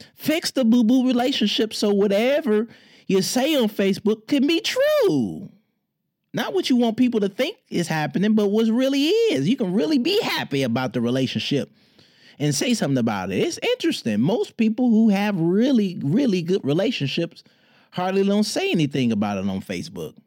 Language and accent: English; Detroit, Michigan, United States; in my hometown, Detroit